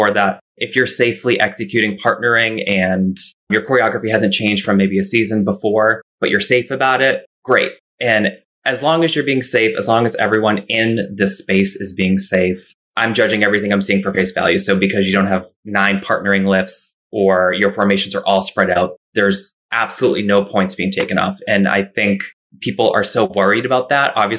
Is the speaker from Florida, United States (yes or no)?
no; Massachusetts, United States; also born or lived in Tucson, Arizona / Chicago; now in New York City, United States; I grew up dancing in Massachusetts at Charlotte Klein Dance Center